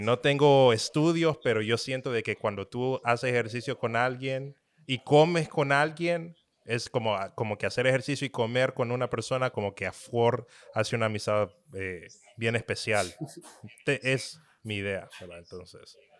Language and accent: Spanish; Honduras; moved away as an adult; also born or lived in Florida, United States; now in Dallas, United States; Yo vivo en Dallas, Texas. Soy originario de Honduras.